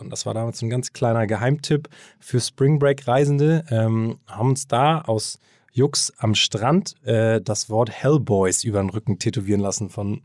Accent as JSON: {"language": "German", "region": "Hamburg", "country": "Germany", "tie": "born or raised there", "also_born_or_lived": "Kiel", "said": "ich bin ähm, gebürtiger Hamburger, bin hier aufgewachsen, äh, zur Schule gegangen"}